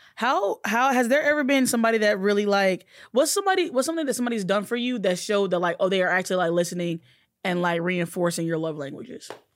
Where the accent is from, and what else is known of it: Alabama, United States